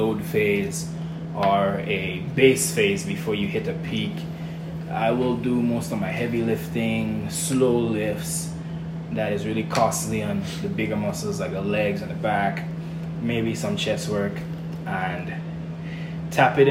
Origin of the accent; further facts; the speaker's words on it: Grenada; growing up in Grenada, it's all about pride, it's all about identity and culture in my country